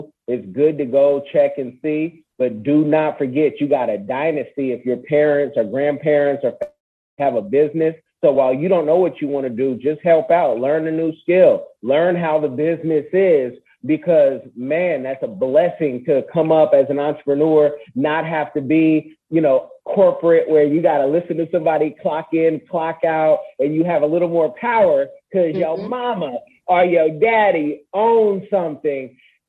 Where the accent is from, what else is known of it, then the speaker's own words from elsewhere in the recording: Seattle, Washington, United States; being from Seattle, growing up in Seattle, some folks don't even know that they're Black out there, you know.